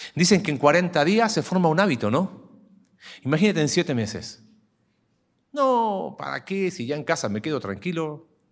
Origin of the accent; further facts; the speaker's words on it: Mexico